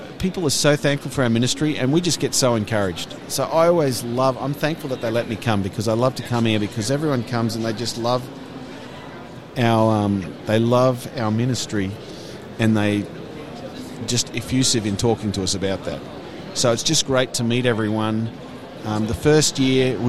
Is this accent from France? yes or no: no; Australia; moved away as an adult; also born or lived in Denmark; I'm originally from Australia